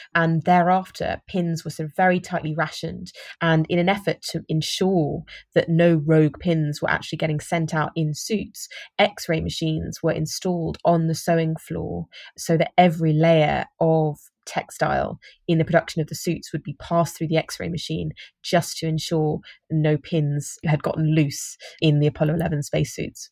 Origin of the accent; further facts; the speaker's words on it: United Kingdom; I'm, I'm British